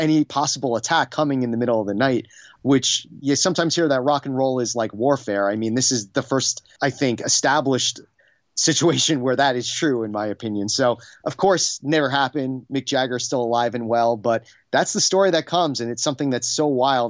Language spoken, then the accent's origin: English; New York, United States; And I grew up on Long Island about the Memory Motel and its connection to the ….